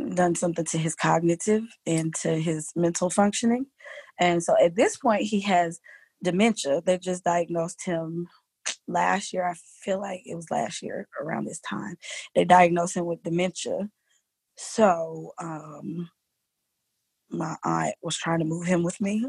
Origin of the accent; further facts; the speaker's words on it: Alexandria, Virginia, United States; also born or lived in Lorton, Virginia; now in Georgia, United States; I was born in Alexandria, Virginia